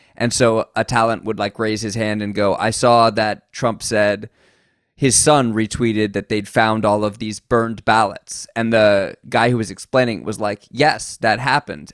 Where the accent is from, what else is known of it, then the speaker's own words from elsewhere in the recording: United States; now in Japan; an American in Japan